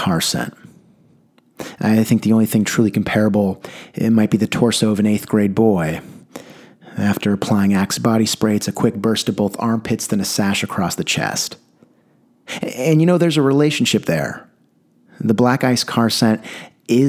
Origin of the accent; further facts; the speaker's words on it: San Diego, California, United States; growing up in San Diego